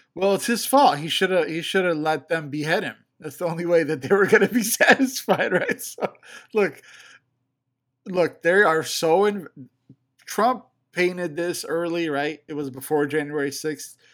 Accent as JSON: {"language": "English", "town": "Chicago", "region": "Illinois", "country": "United States", "said": "I'm from Chicago"}